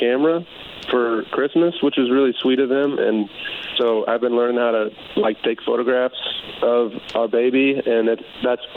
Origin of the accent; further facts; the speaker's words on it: Chicago, Illinois, United States; moved away; I'm from Chicago